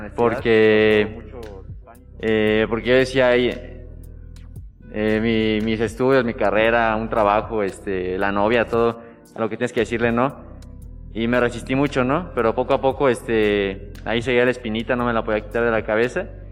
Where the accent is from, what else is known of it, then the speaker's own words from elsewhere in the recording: Irapuato, Guanajuato, Mexico; cerca de Irapuato, de donde yo soy